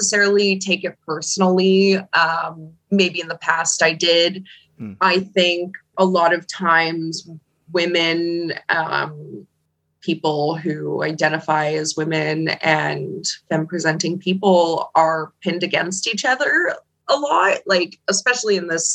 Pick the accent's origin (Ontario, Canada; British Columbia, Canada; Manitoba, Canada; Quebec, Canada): Manitoba, Canada; also born or lived in Winnipeg, Canada; I was born in Manitoba